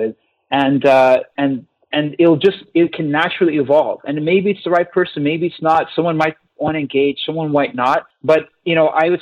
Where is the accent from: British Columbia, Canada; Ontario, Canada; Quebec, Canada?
Quebec, Canada; Montreal; I was from Montreal